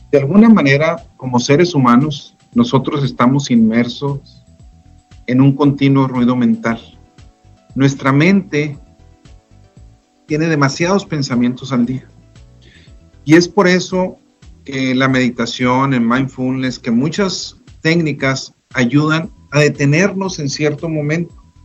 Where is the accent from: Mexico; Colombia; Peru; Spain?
Mexico; Delicias, Chihuahua; yo soy de Delicia, Chihuahua